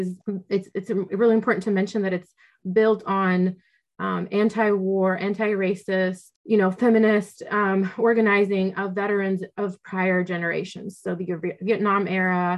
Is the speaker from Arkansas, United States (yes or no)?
no; Oklahoma, United States; also born or lived in Russia; when I did move to the United States, I grew up in Oklahoma in a military family